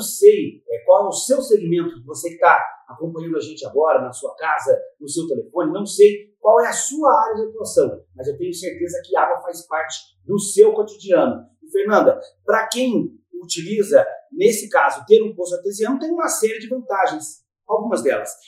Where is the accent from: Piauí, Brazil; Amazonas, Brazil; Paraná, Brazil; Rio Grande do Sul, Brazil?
Paraná, Brazil; Ivaiporã; now in Ponta Grossa, Brazil; lá em Vaiporã, de onde eu venho